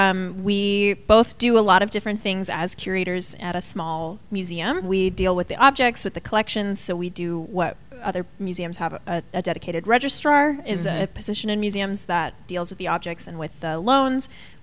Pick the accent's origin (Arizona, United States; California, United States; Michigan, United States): Arizona, United States; Tucson; Tucson, Arizona.